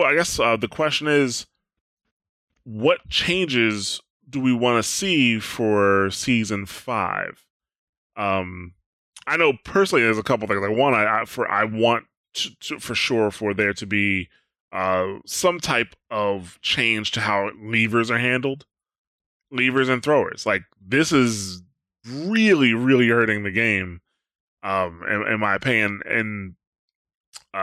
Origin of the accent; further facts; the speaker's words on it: United States; I'm an American